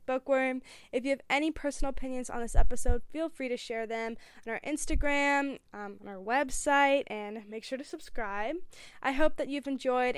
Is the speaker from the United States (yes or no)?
yes; United States; I am American.